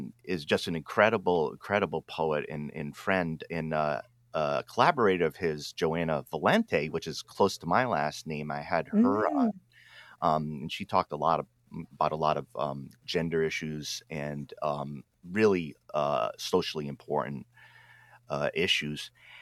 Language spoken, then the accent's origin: English; New England, United States; I'm from New England